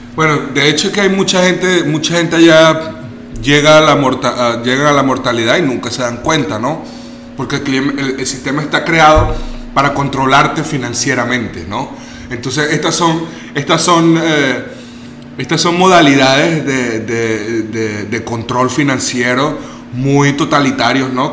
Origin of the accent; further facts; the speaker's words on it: Venezuela; also born or lived in Germany; now in Mexico; Yo, yo vengo de Venezuela y, y, yo crecí con un nivel de pobreza.